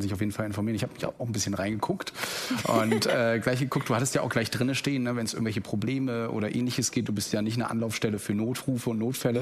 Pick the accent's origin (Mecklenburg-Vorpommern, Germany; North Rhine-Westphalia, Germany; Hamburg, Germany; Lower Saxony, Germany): Mecklenburg-Vorpommern, Germany; now in Rostock, Germany; bin ich aus MV